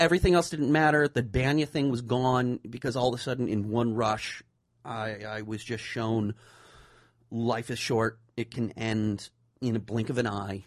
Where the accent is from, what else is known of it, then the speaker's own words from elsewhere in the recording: the Berkshires, Massachusetts, United States; I'm from the Berkshires